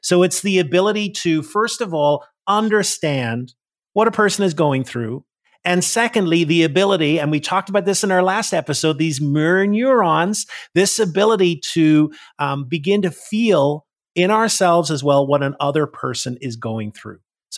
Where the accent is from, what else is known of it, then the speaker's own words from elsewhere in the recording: Northern Ireland, United Kingdom; now in United States; I'm from Northern Ireland and I grew up in … And when I came to the US, a lot of people pronounce it Irvine.